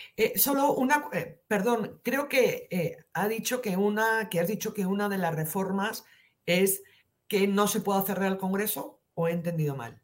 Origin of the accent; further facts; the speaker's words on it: Alto Aragón, Pyrenees, Aragon, Spain; moved away; yo soy alto aragonesa, de los Pirineos